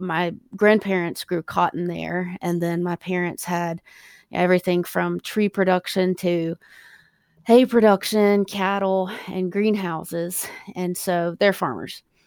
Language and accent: English; South Carolina, United States; also born or lived in California; I'm from South Carolina